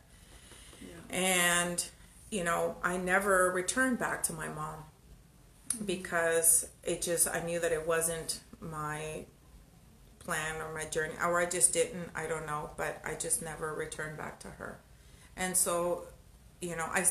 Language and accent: English; El Salvador; I'm from El Salvador